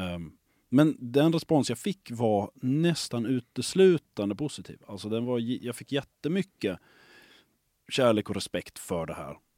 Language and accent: Swedish; Lund, Skåne, Sweden; moved away as an adult; also born or lived in Stockholm / Gothenburg; jag är uppvuxen i Lund. Jag har så att säga flyttat tillbaka hem igen ja, efter att ha varit borta under väldigt lång tid eh, uppe i Stockholm och i Göteborg